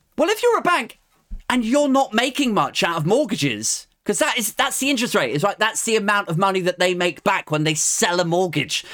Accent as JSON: {"language": "English", "country": "United Kingdom"}